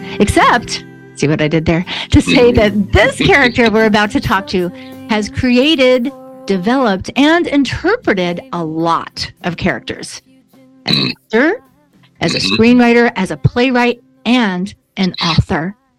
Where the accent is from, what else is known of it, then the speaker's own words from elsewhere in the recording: Buffalo, New York, United States; I'm from Western New York near Buffalo